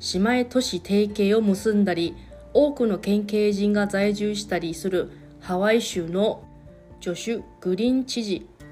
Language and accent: Japanese; Taiwan; Japanese is a second language; moved away as an adult; now in Okinawa, Japan; 私の地元の台湾はですね